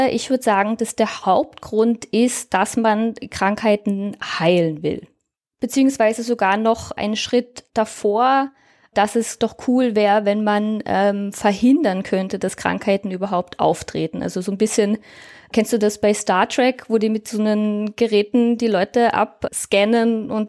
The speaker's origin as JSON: {"language": "German", "country": "Germany", "moved": "yes", "lives_now": "Austria", "said": "Also ich lebe seit mittlerweile über zehn Jahren in Österreich. Ich komme ursprünglich aus Deutschland, wie man eventuell an meinem Dialekt erkennen kann. Auch wenn äh, die Deutschen alle glauben, ich bin aus Österreich."}